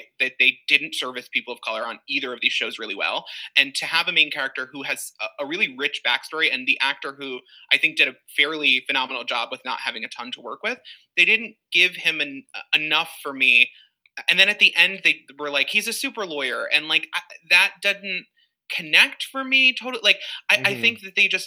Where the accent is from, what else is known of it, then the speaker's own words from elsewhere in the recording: Long Island, New York, United States; I grew up on Long Island